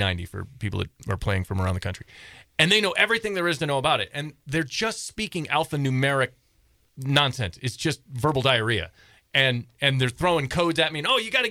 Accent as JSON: {"language": "English", "region": "Michigan", "country": "United States", "tie": "born or raised there", "moved": "yes", "lives_now": "Montana, United States", "said": "I grew up in Michigan"}